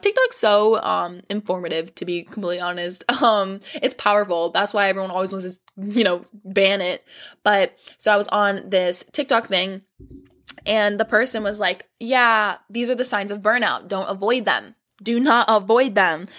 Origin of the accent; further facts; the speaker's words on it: Florida, United States; We're from Florida